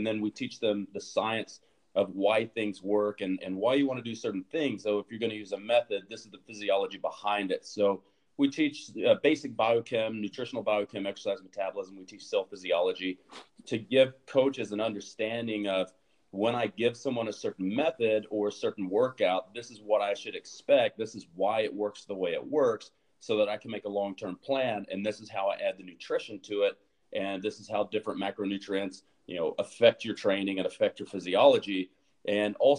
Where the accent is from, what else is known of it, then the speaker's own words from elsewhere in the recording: Texas, United States; growing up in Texas, everything's about Friday Night Lights